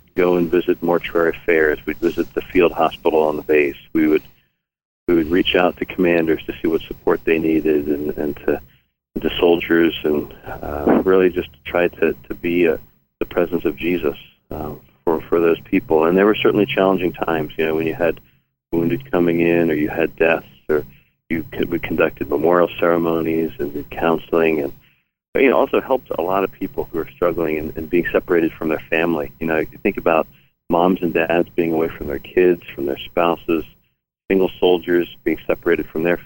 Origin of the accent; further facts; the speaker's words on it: Silver Spring, Maryland, United States; moved away as an adult; also born or lived in Nebraska; I grew up in Silver Spring, Maryland